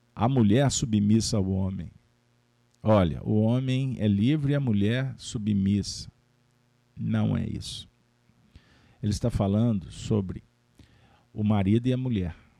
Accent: Minas Gerais, Brazil; como bons mineiros

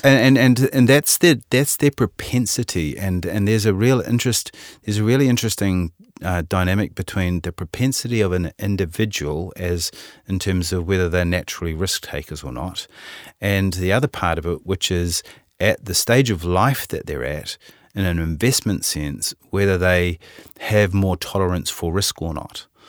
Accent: Auckland, New Zealand; accent: Kiwi; you probably can tell from my accent, I'm a Kiwi. Uh, I was born in Auckland

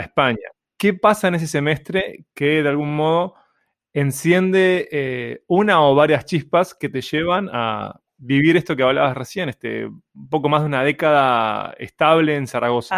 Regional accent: Uruguay; como un uruguayo que no soy nacionalista

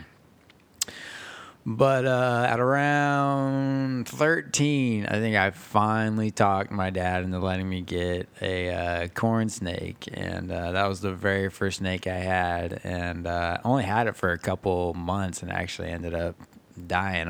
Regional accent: Beaufort, South Carolina, United States; also born or lived in Manitowoc, Wisconsin; I was born in a little place called Manitowoc, Wisconsin. I was raised over here in Beaufort, South Carolina

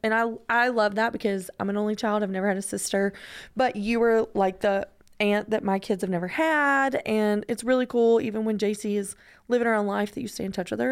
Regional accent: Georgia, United States; I'm from Georgia

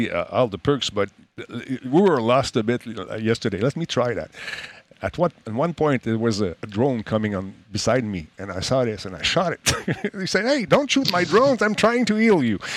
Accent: Canada; No, I'm from Canada.

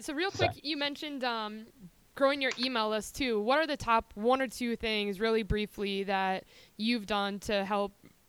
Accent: Wisconsin, United States; I'm from Wisconsin

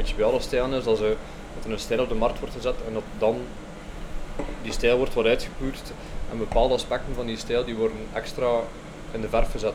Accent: Belgium; voelden wij ons als Belgen eigenlijk wel voorbijgestoken

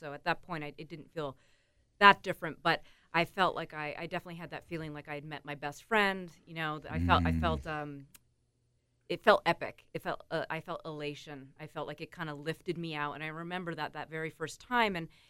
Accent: Antigonish, Nova Scotia, Canada; also born or lived in Calgary / Seattle; now in New York, United States; I'm from Antigonish, Nova Scotia. Right. Yep. Grew up there. Small town. Very kind of Irish-Scottish. Everybody loves to drink. but from there, I've lived in Calgary. I've lived in Seattle. And then I just moved to New York 5 years ago.

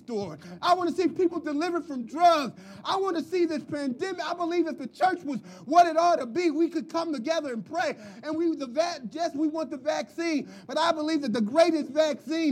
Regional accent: Philadelphia, Pennsylvania, United States; moved away; also born or lived in Dallas; I'm from Philly.

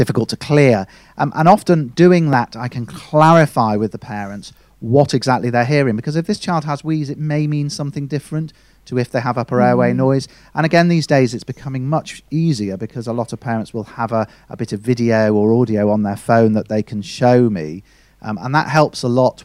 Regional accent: the other side of the Pennines, North West England, United Kingdom; moved away as an adult; also born or lived in Leeds; So I studied in Leeds, and although I was from the other side of the Pennines

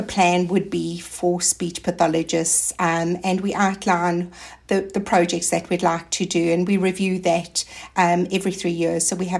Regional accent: South Africa; now in Australia; I came from South Africa. So I actually came to Australia and I didn't know anybody else.

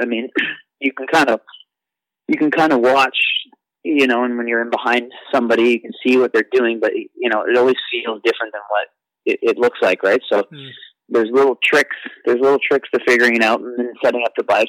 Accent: Canada; growing up in Canada and being being uh, you know on the teams and at the front of the races

